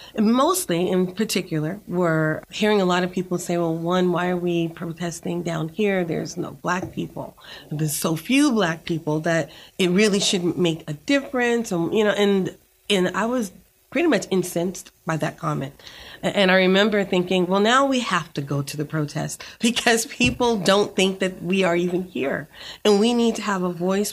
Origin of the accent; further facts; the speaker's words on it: Boston, Massachusetts, United States; moved away as an adult; now in Rio Grande Valley, Texas, United States; I'm from Boston, Massachusetts, and I was bused to an all-white school